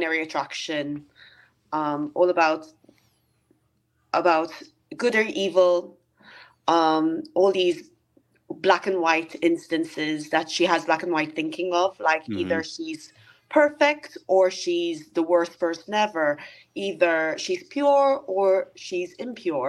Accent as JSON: {"language": "English", "country": "Malta", "tie": "born or raised there", "moved": "as an adult", "lives_now": "United Kingdom", "said": "I'm from Malta, from my very foreign sounding surname. And we are an extremely Roman Catholic country. And when I emigrated to the UK"}